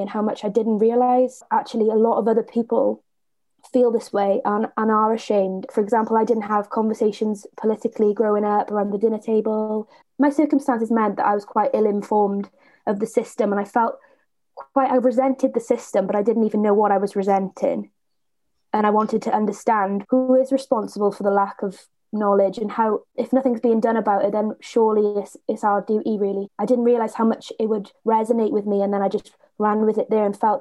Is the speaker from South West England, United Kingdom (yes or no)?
no; Blackwood, Wales, United Kingdom; I'm from Blackwood in South Wales